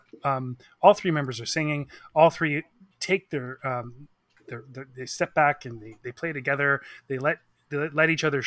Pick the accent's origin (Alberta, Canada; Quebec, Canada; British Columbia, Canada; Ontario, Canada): British Columbia, Canada; Victoria; moved away as an adult; now in Vancouver, Canada; I'm from Victoria